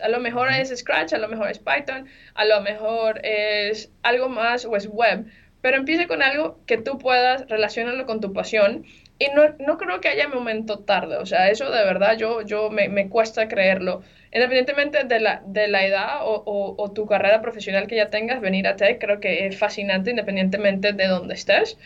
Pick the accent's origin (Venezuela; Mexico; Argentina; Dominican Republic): Venezuela; moved away; yo soy de Venezuela